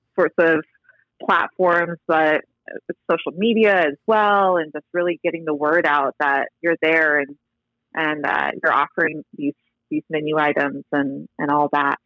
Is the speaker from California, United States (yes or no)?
yes; Fountain Valley, California, United States; also born or lived in Los Angeles; in Fountain Valley where I grew up in Southern California